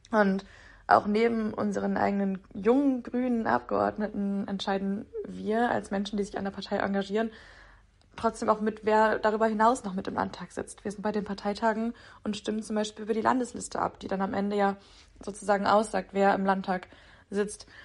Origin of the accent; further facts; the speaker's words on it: Kiel, Schleswig-Holstein, Germany; ich komme aus Kiel, studiere da auch Englisch und Philosophie auf Lehramt